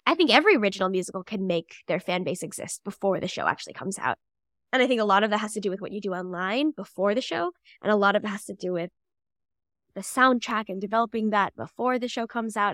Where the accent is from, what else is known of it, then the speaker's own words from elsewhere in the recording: St. Louis, Missouri, United States; now in New York, United States; I grew up in Saint Louis, Missouri.